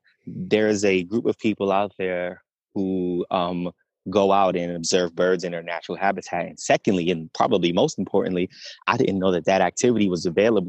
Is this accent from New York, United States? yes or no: yes; New York City, New York, United States; moved away as an adult; now in Atlanta, United States; So of course, born and raised in the Bronx, New York. Mm-hmm. Exactly, BX.